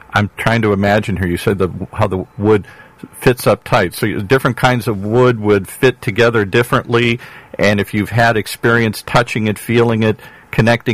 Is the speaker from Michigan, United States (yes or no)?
yes; Michigan, United States; I grew up in Michigan